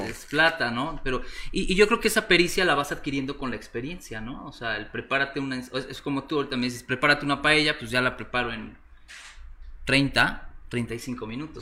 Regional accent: Puebla, Mexico; also born or lived in Valencia, Spain / Mexico City; Soy mexicano, sí, soy de la ciudad de Puebla, Puebla

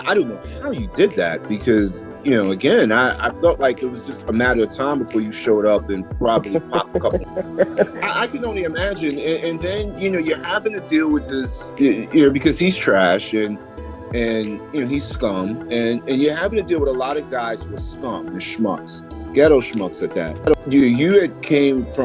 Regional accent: New York, United States; moved away as an adult; now in Charlotte, United States; we grew up together in Brevoort Project

